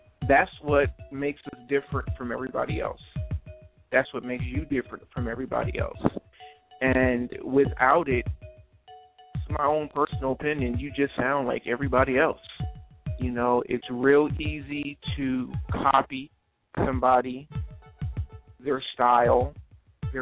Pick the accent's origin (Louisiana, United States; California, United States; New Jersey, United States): New Jersey, United States; moved away; I am originally from South Jersey. And right where the storm hit is where I grew up at, for the most part.